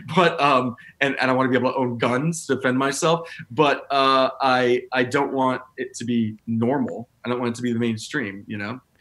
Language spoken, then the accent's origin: English; Tennessee, United States; I grew up in you know, I'm from Tennessee